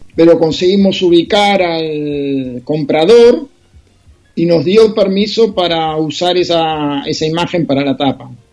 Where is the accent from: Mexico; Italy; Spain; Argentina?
Argentina; los escritores argentinos